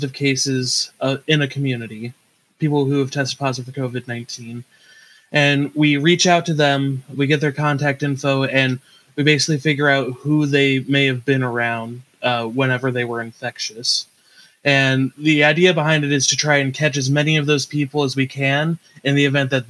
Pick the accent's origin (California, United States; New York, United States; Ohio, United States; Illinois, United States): Ohio, United States; Kent; I pretty much was born and raised in the Kent area, which is why I wound up going to Kent State